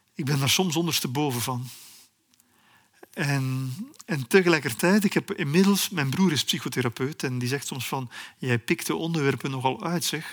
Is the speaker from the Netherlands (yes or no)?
no; Belgium; als een Belg die redelijk veel over Congo weet